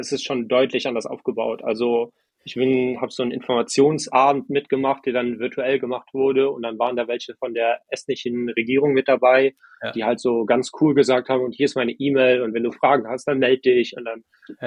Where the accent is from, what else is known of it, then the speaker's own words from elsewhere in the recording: Germany; moved away as an adult; also born or lived in Estonia; Ich bin super privilegiert, in Deutschland äh, aufgewachsen zu sein